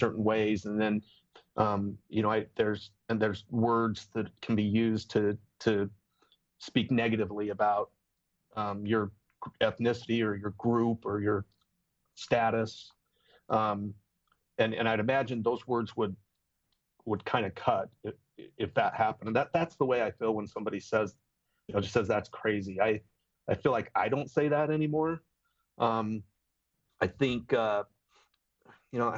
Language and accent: English; Bountiful, Utah, United States; now in Gilbert, United States; I grew up in Bountiful, Utah